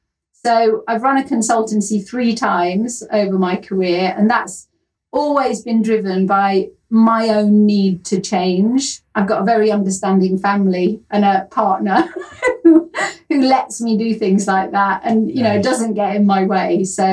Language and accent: English; Yorkshire and the Humber, United Kingdom; accent: Yorkshire; But originally I come from Yorkshire in the north of England, which is really where my heart is. Sorry, Kent.